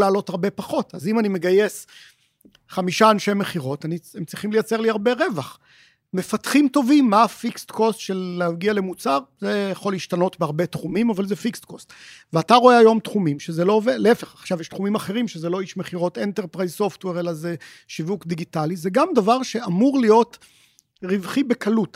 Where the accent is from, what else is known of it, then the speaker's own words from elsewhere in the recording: Israel; בתור ישראלים